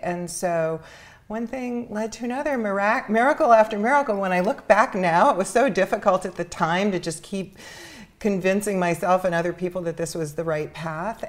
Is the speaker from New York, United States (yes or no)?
yes; New York City, New York, United States; I grew up in Spanish Harlem